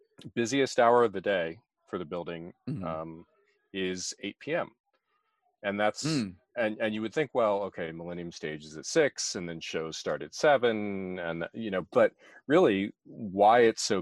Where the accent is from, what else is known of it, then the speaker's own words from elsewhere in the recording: Germantown, Maryland, United States; I grew up in Germantown, Montgomery County, and I don't get up there very much because my family doesn't live there anymore.